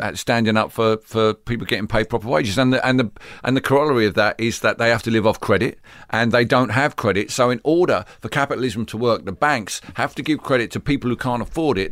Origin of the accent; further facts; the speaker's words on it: London, United Kingdom; I grew up in, uh, East London